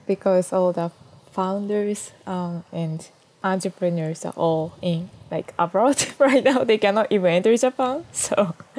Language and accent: Japanese; Kyoto, Japan; moved away as an adult; also born or lived in Kenya / United States; 京都育ちです